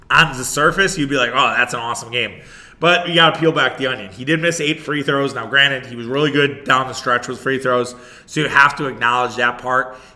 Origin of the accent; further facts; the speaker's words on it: Wauwatosa, Wisconsin, United States; now in Brookfield, United States; Wauwatosa is, is still home for me, even though I live in Brookfield now uh, with my wife. Like, Wauwatosa is still my hometown